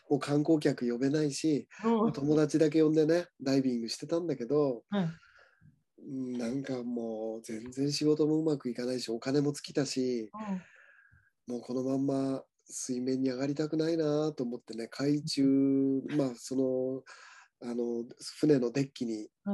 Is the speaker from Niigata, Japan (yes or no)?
yes; Niigata, Japan; 僕、新潟生まれなんですが、新潟の方